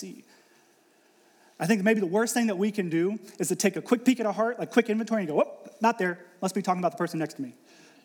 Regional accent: Ohio, United States; moved away as an adult; also born or lived in Pittsburgh; I was born and raised in Ohio

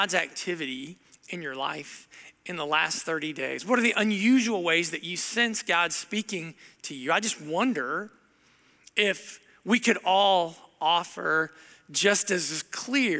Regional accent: Southern Ohio, United States; moved away; I grew up in Southern Ohio

